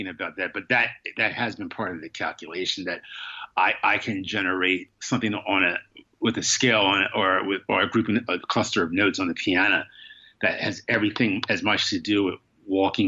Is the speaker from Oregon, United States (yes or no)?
no; Wilmington, Delaware, United States; now in New York, United States; I didn't grow up in New York. I grew up in Wilmington, Delaware, but it's a small city